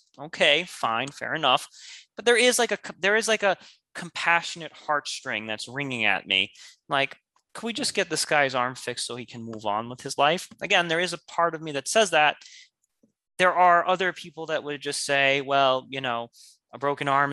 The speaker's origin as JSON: {"language": "English", "country": "United States", "tie": "born or raised there", "said": "I was born in America, and us Americans, we are entitled"}